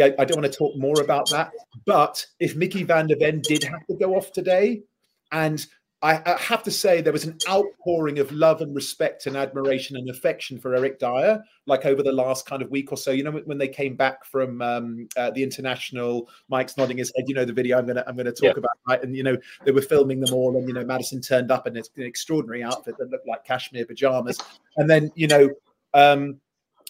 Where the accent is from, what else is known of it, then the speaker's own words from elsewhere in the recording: London, United Kingdom; I am from North London